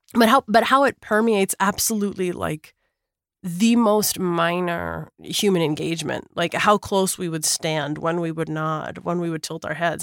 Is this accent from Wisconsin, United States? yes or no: no; Minneapolis, Minnesota, United States; I grew up in Minneapolis, Minnesota